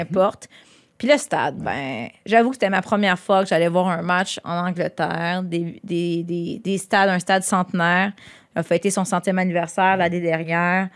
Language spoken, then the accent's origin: French; Quebec, Canada; je suis québécois